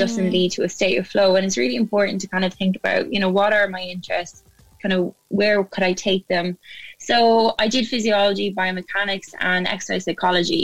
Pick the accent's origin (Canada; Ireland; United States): Ireland; moved away as an adult; also born or lived in Cardiff, Wales; now in United Kingdom; I'm originally from Ireland